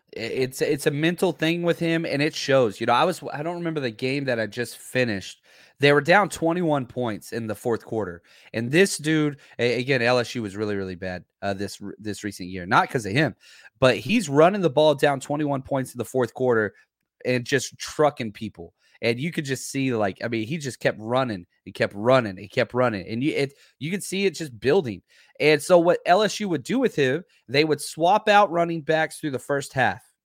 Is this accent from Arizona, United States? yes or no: no; Texas, United States; also born or lived in Louisiana; now in California, United States; I was born in Texas, spent most of my life in Texas, but I lived in Louisiana for a healthy, healthy amount of time